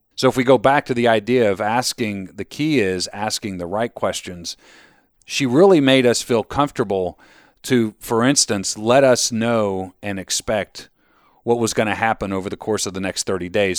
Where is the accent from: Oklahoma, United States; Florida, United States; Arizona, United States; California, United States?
Florida, United States; now in Delaware County, United States; I grew up in Florida